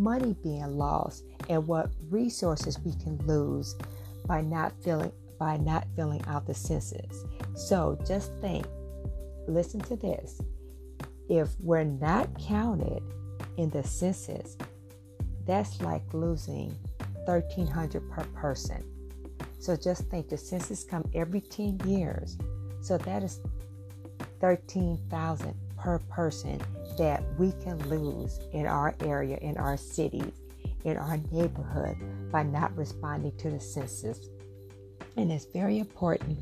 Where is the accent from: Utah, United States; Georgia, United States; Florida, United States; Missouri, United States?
Missouri, United States; St. Louis; I am from St. Louis, Missouri